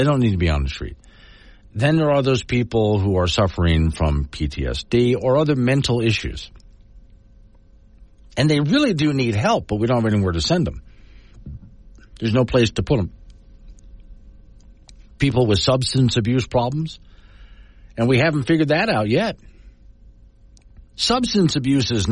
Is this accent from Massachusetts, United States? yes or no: no; Florida, United States; now in Wyoming, United States; I grew up in Florida